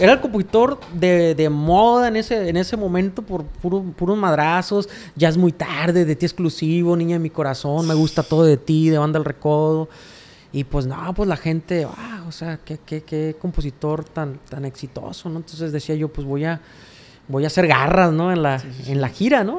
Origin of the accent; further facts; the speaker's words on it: Rosario, Sinaloa, Mexico; Yo soy nativo de un ranchito que se llama El Tablón 1, Las Cruces cuata Rosario, Sinaloa